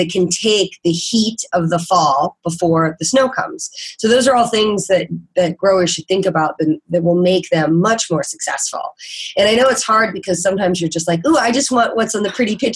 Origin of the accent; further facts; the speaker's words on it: Midwest, United States; me growing up in the Midwest, I've always had a pretty good idea of like when things grow.